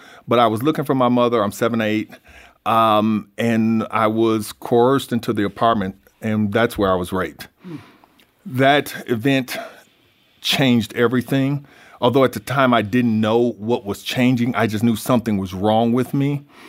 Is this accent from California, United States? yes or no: no; Michigan, United States; It was actually the halfway point between Chicago and Detroit, so it was a drug-run city. I was raised in the Vineyard Housing Project, which was considered the worst place in the city